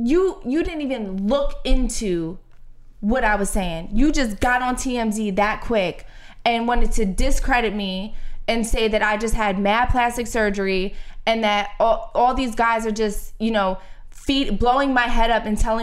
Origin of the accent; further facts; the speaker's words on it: Philadelphia, Pennsylvania, United States; I grew up in Philly. I'm not from Reading. I'm not from Northeast. I'm not from the suburbs. I'm from South Philly